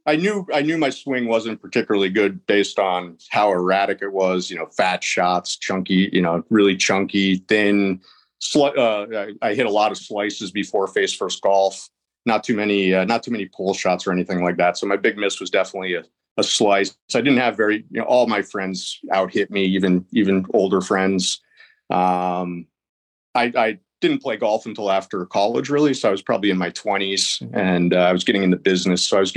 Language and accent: English; Philadelphia, Pennsylvania, United States; now in Charlotte, United States; I'm in Charlotte, North Carolina. I'm originally from the Philadelphia, Pennsylvania area.